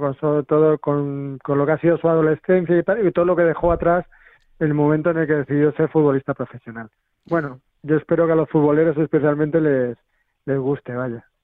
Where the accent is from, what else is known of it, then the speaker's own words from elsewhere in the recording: Madrid, Community of Madrid, Spain; yo también soy de Arganzuela, eh, más o menos de esa quinta